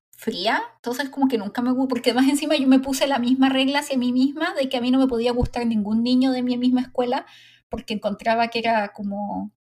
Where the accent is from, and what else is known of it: Chile